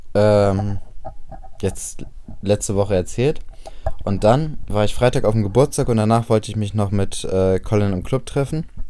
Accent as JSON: {"language": "German", "region": "Bremen", "country": "Germany", "said": "dass ich aus Bremen komme"}